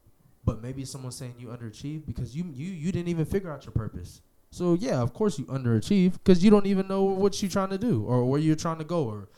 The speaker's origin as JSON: {"language": "English", "region": "California", "country": "United States", "said": "I'm from California."}